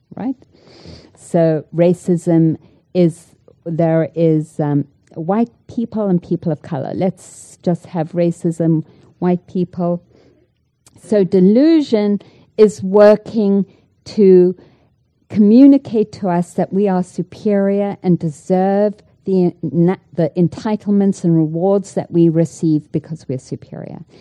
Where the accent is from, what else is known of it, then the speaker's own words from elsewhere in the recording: South Africa; moved away; I grew up in South Africa